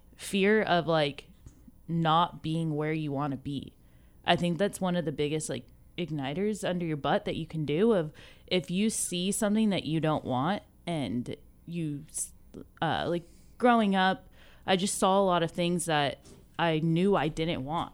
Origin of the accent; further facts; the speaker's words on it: Ventura, California, United States; also born or lived in Santa Paula; I grew up in Ventura County